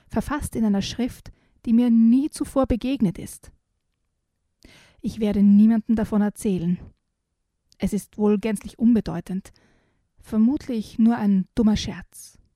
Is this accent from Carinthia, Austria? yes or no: no; Styria, Austria; Und ich bin ja mit Sagen in der Steiermark quasi aufgewachsen